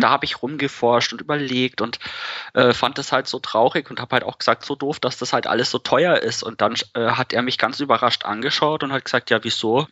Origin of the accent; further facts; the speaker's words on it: Ingolstadt, Bavaria, Germany; Ich bin aus Ingolstadt